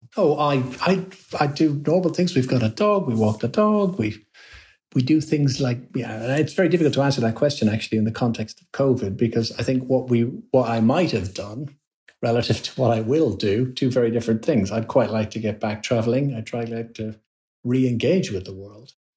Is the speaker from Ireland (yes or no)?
yes; Ireland; moved away as an adult; also born or lived in London / Birmingham; I was born in London, but then we you know grew up and was educated in Ireland